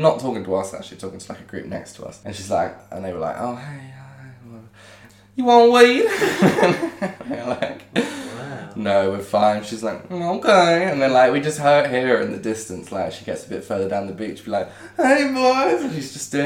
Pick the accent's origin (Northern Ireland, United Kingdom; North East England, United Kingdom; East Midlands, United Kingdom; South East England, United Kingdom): South East England, United Kingdom; Winchester; I was like, oh, Winchester